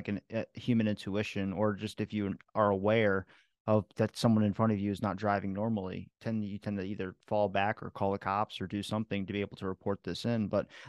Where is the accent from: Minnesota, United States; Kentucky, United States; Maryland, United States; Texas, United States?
Maryland, United States; accent: Maryland drawl; I'm from Maryland. There's a bit of a Maryland drawl